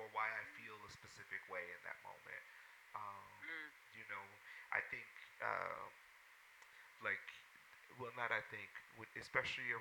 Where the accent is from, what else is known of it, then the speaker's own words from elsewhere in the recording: St. Louis, Missouri, United States; I grew up in St. Louis, Missouri